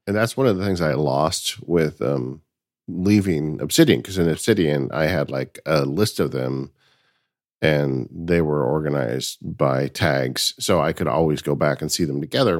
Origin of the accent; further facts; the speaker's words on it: California, United States; I am definitely a Californian